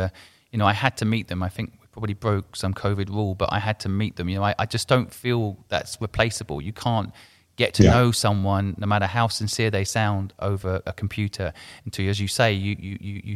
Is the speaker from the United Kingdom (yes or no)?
yes; England, United Kingdom; moved away; also born or lived in Hong Kong; I grew up in England, so I consider myself English